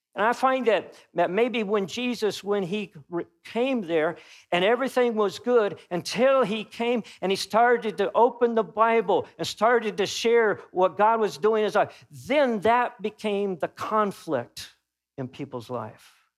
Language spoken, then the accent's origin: English; Topeka, Kansas, United States; moved away; when I go back home to my hometown, which I was raised, I would consider Topeka, Kansas, my hometown